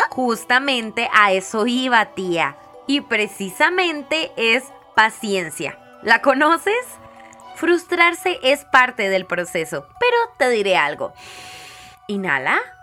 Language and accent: Spanish; Costa Rica; como ticos